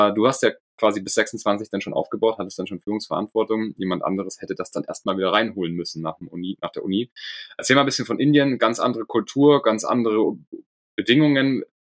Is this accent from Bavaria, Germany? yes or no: yes; Munich, Bavaria, Germany; also born or lived in United States; Ich bin in München aufgewachsen.